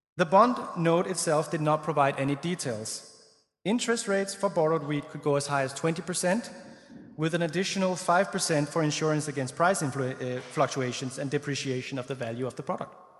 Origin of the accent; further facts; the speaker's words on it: Denmark; I grew up in Denmark, as I mentioned. Well, I mentioned I was Danish